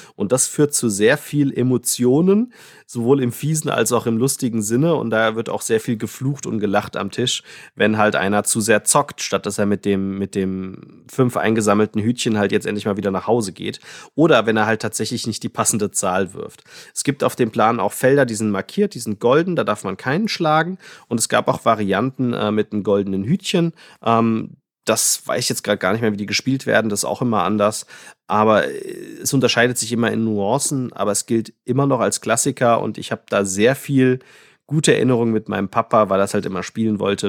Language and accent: German; Frankfurt, Hesse, Germany; ich hier als Frankfurter